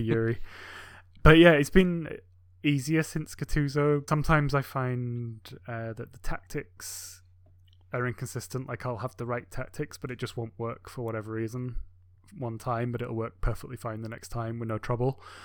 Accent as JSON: {"language": "English", "region": "England", "country": "United Kingdom", "moved": "yes", "said": "my home country in England"}